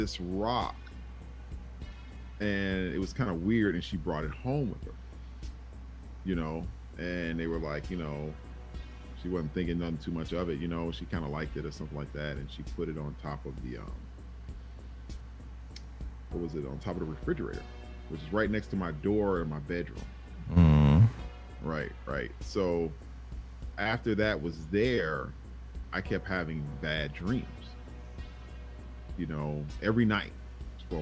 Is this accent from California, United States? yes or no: no; Chicago Heights, Illinois, United States; when I was a kid, growing up in Chicago Heights